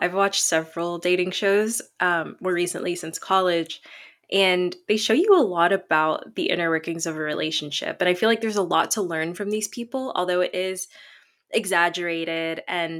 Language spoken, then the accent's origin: English; Tennessee, United States; also born or lived in Chicago; I live in Tennessee. I grew up here for most of my life, even though I was born in Chicago, which is more of a liberal state.